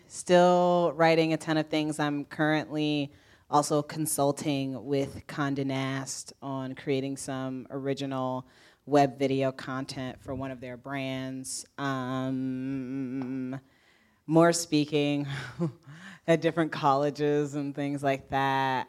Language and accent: English; Indiana, United States; now in New York, United States; I'm from Indiana